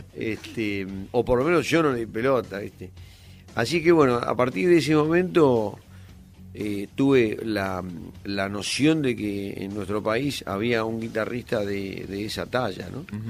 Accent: Ituzaingó, Buenos Aires Province, Argentina; yo después ya me mudé de Ituzaingo

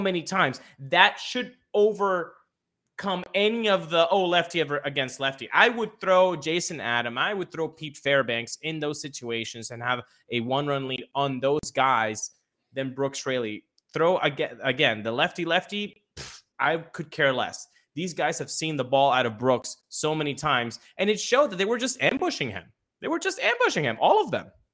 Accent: Venezuela; I was born in Venezuela, grew up in Venezuela

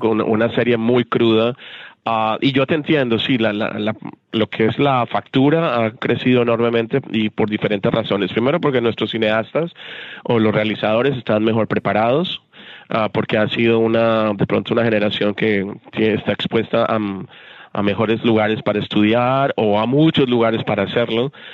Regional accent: Colombia; soy colombiano

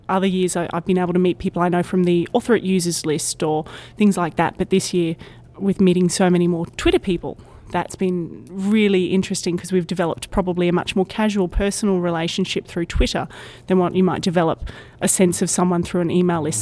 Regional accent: Brisbane, Queensland, Australia; I'm from Brisbane, Australia, which is one of the major cities along the east coast of Australia

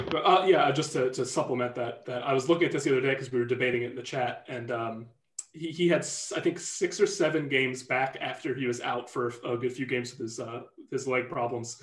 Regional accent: New York, United States; I'm American. Yeah, I, am from New York

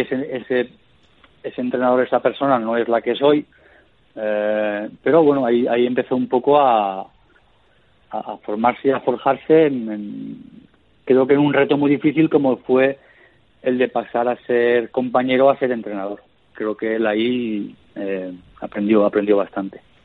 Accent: Castellón de la Plana, Valencian Community, Spain; yo, de joven, de pequeño, nos, nos fuimos a vivir a Castellón y ahí es donde yo empiezo a jugar a fútbol, en la, en la zona, en la provincia de Castellón

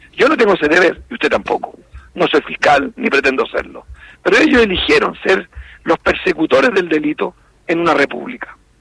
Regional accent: Chile; Me cuesta estar en mi país

